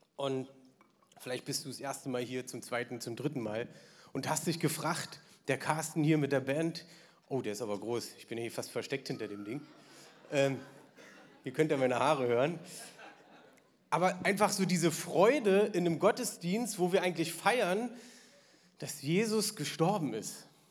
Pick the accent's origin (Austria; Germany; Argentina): Germany; Berlin; ich bin im Osten aufgewachsen